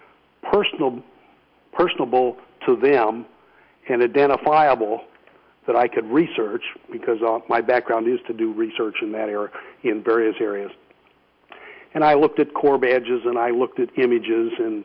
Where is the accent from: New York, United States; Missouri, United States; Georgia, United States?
Missouri, United States; St. Louis; moved away as an adult; now in Virginia, United States; where I was born in St. Louis